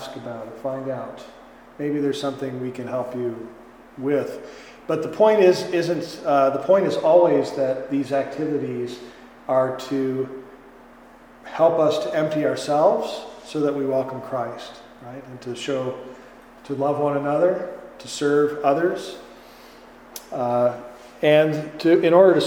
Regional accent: Green Bay, Wisconsin, United States; now in Chicago, United States; I'm from Wisconsin originally, and Green Bay

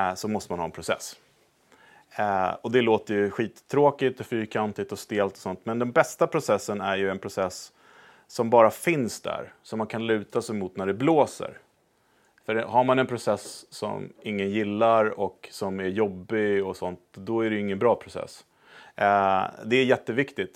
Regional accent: Sweden; moved away as an adult; also born or lived in United States; vi då som svenskar

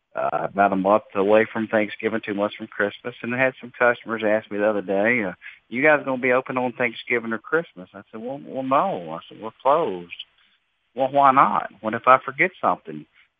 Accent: United States; also born or lived in Kentucky / Tennessee; now in South Carolina, United States; I'll be 45 next week. What's on my list is I work for a grocery chain. I'm from Kentucky, Tennessee, but live in South Carolina.

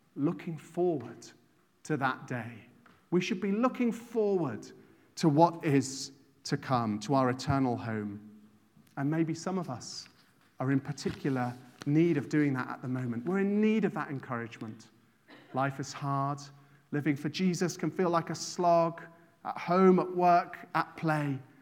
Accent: England, United Kingdom; moved away as an adult; now in Ireland; I didn't grow up here. I grew up in England

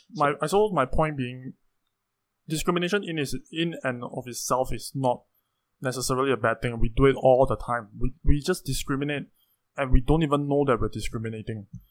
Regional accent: Singapore; as a Singaporean

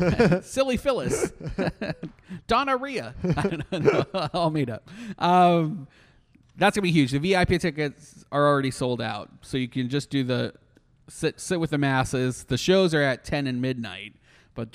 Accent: Canada; now in Orlando, United States; as a Canadian, I'm used to like house concerts.

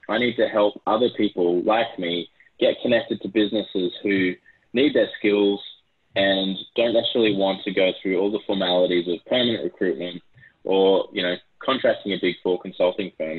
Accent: Australia; accent: Aussie; also born or lived in Brisbane, Australia; You can probably tell from my Aussie accent

